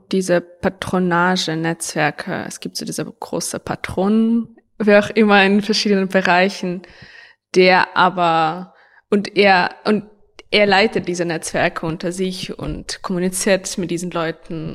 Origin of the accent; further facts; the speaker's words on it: Ukraine; moved away as an adult; now in Germany; ich komme aus der Ukraine, wohne in Deutschland schon seit sieben Jahren